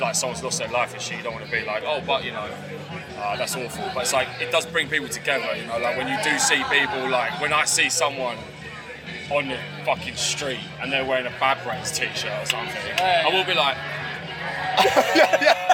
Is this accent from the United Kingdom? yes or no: yes; London, United Kingdom; I grew up in West London, Acton